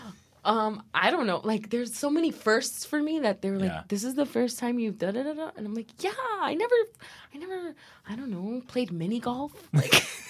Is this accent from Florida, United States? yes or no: yes; Miami, Florida, United States; first language Spanish; English is a second language; moved away as an adult; now in New York, United States; I was raised in Miami, but I grew up in New York